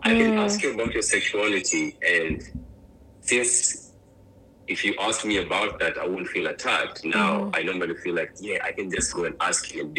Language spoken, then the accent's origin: English; Kenya; also born or lived in Phoenix, Arizona; now in Jacksonville, United States; growing up in Kenya